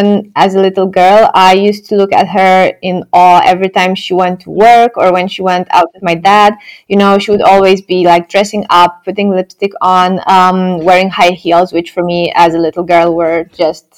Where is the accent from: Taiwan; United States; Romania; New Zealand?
Romania; moved away as an adult; now in Netherlands; when I was growing up in Romania